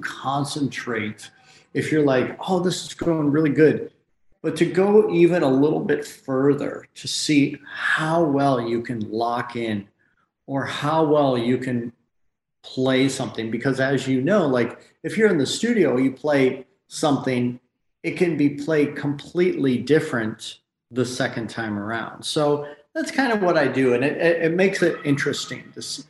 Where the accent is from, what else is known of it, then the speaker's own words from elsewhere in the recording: Michigan, United States; moved away as an adult; now in Los Angeles, United States; Right. Yeah. And I left that like right when I turned 18. So I've been out here for 1,000 years, it seems like.